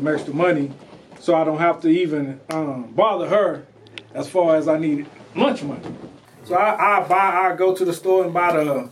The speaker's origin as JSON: {"language": "English", "town": "Houston", "region": "Texas", "country": "United States", "tie": "born or raised there", "said": "From Houston. Born and raised in Houston."}